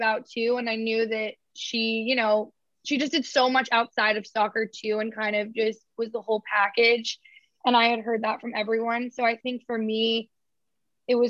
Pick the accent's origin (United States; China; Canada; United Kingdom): United States; Georgia; I'm from Georgia